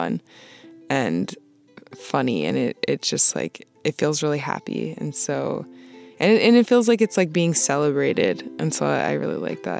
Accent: Vermont, United States; moved away as an adult; also born or lived in Boston; I grew up in Vermont and I was raised by like my white side of my family

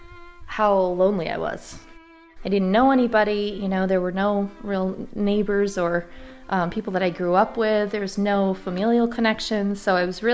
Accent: Johnson, Vermont, United States; now in Irasburg, United States; I grew up in Johnson

